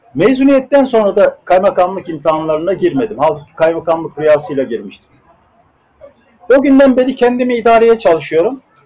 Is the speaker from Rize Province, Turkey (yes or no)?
no; Hendek, Sakarya, Turkey; bir Karadenizli tütüncü ailesinin çocuğu olarak Atapazarı'nda Hendek kazasının bir tütüncü köyünde doğdum.